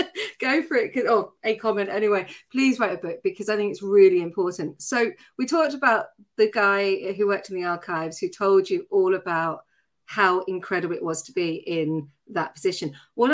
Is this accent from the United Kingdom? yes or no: yes; Tatton Corner, South East England, United Kingdom; accent: Surrey; but yes, I grew up in Tatton Corner, which I'm really proud